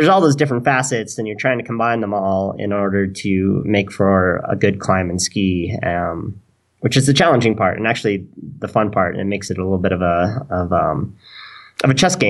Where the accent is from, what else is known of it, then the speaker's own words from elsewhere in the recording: Colorado, United States; growing up racing and growing up in Colorado.